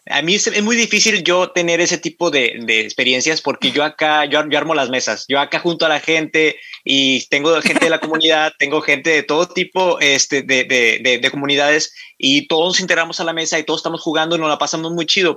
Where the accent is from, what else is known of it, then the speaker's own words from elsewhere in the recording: Matamoros, Tamaulipas, Mexico; soy de Matamoros, Tamaulipas, aquí en la ciudad de Matamoros, Tamaulipas